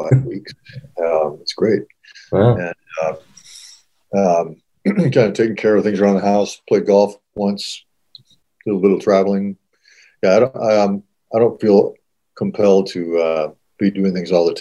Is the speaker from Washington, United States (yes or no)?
yes; Seattle, Washington, United States; moved away as an adult; also born or lived in Missoula, Montana; now in Montana, United States; I grew up in Seattle, went to high school there, briefly went to college at University of Washington